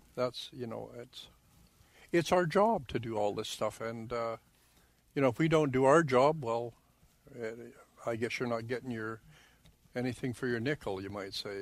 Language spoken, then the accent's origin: English; Okanagan Valley, British Columbia, Canada; now in Grandview, Manitoba, Canada; I was born in the Okanagan Valley in BC, like in British Columbia